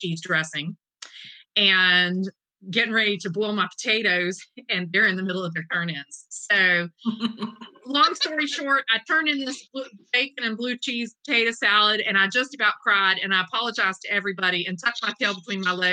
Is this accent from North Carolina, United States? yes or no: yes; Eastern North Carolina, United States; I'm from Eastern North Carolina. It's whole hog where I'm at.